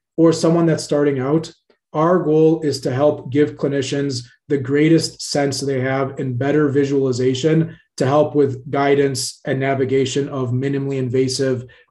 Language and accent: English; Cairo, Cairo Governorate, Egypt; now in United States; I was actually born in Cairo, Egypt. I come from a family that immigrated to the States in the very early